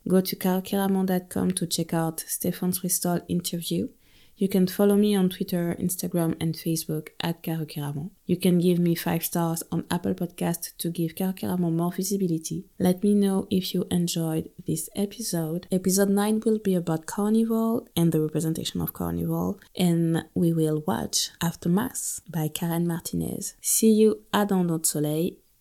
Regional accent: Guadeloupe; also born or lived in continental France; now in France; I was born and raised in Guadeloupe.

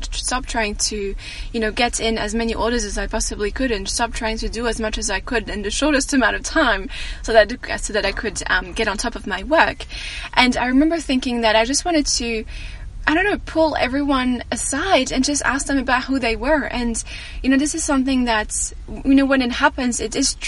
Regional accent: France; moved away; people asking me about my accent, sorry. And I tell them I'm French

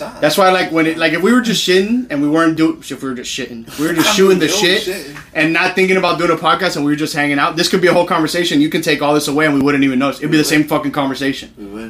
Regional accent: Dade County, Florida, United States; we're from Dade County.

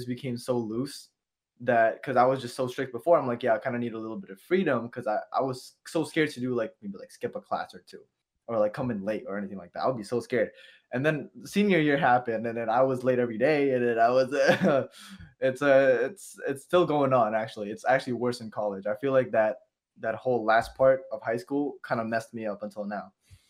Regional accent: Indonesia; now in United States; I was born in Indonesia and I went to school in Indonesia, right? Our school was so strict that it came over to when I came to America

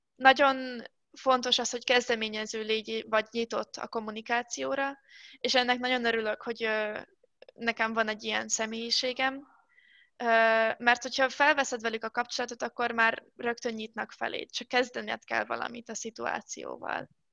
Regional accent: Szeged, Csongrád-Csanád, Hungary; moved away; Én otthon Szegeden

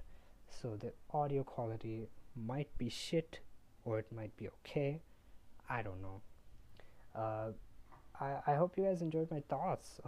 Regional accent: India; I'm from India.

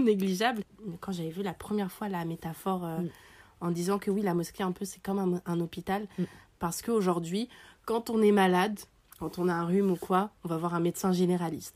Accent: Paris, Île-de-France, France; on est parisienne

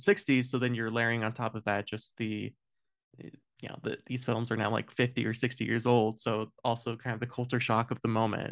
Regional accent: United States; as an American

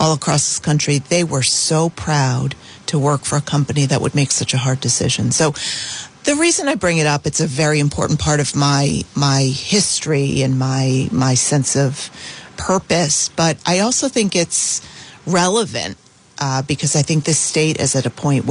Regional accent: Providence, Rhode Island, United States; I was born and raised in Providence

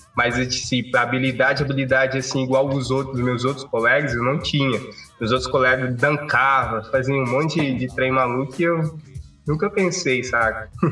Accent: Cape Verde; moved away as an adult; now in Brazil; eu sou de Cabo Verde. Eu amo muito basquete, né? Eu vim para o Brasil só para estudar mesmo

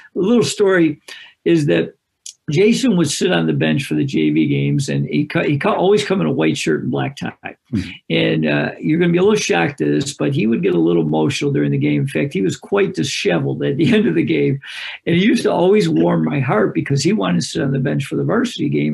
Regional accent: Greece, New York, United States; I live in a suburb of Rochester, New York, and I wanted to be a head coach in my hometown, which is Greece

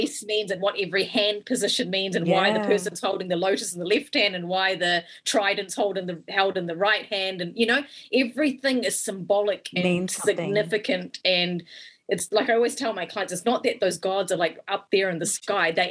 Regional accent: New Zealand; growing up in New Zealand as a kid

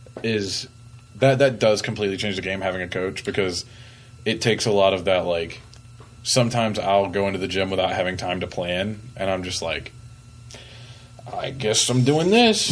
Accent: Columbia, South Carolina, United States; moved away; I work out back at home. I'm from Columbia, the, like, Irmo area. There's not a ton of options.

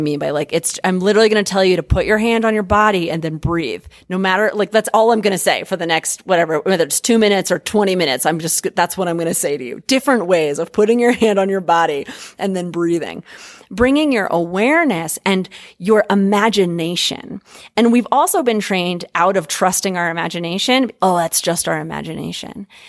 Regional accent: United States; as American fuckers

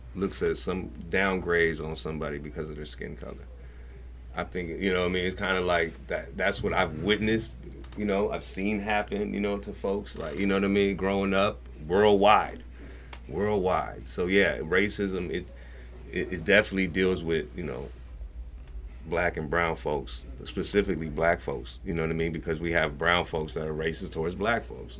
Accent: San Francisco, California, United States; growing up in the Fillmore and growing up in the Mission

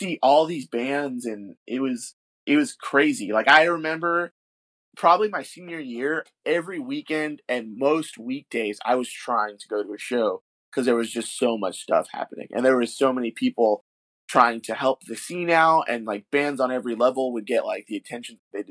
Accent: Kissimmee, Florida, United States; also born or lived in Long Island, New York; I'm from Kissimmee. And even before that, I'm from Long Island.

